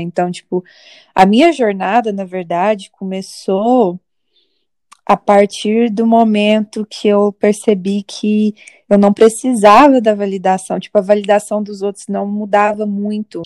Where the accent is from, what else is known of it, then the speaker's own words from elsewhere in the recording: Minas Gerais, Brazil; moved away as an adult; now in New York, United States; eu sou mineira de nascença e nova-iorquina de aborrecência